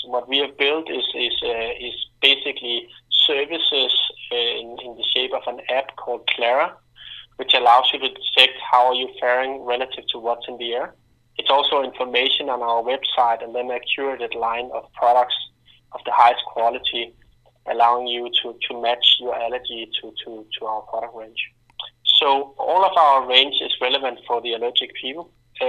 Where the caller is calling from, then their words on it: Denmark; I'm calling in from Clarify.me in Denmark.